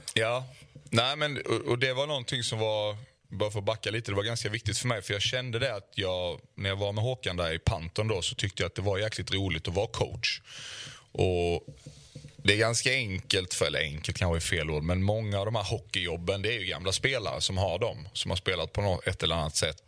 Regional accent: Osby, Skåne, Sweden; moved away; also born or lived in Malmö; hemma i Osby när jag var när jag var lite yngre

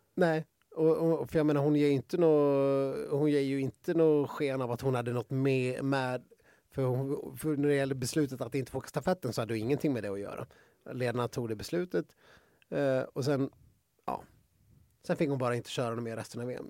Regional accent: Sweden; som svensk

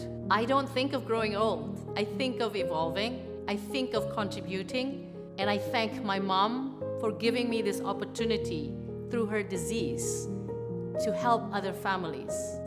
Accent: Jakarta, Indonesia; moved away as an adult; also born or lived in Australia; I grew up in Jakarta, Indonesia

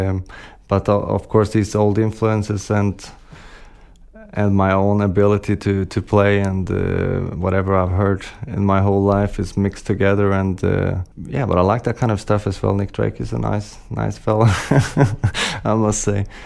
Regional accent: Sweden; English is a second language; also born or lived in London / Holland; now in Copenhagen, Denmark; Yeah, but I'm from Sweden originally, yeah. Uh, and yeah, I've also been living in, in London and Holland

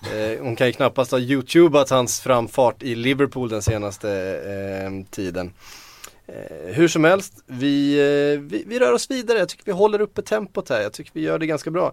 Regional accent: Västervik, Kalmar County, Sweden; accent: Västervik dialect; min Västerviks dialekt

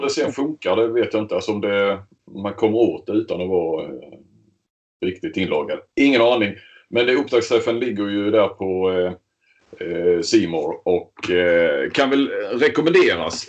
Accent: Skåne, Sweden; vi är ju skåningar, det hörs. Vi sitter ju här i Helsingborg respektive Kristianstad

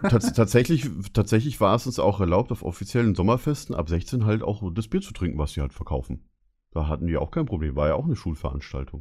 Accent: Bavaria, Germany; Ich bin in Bayern aufgewachsen

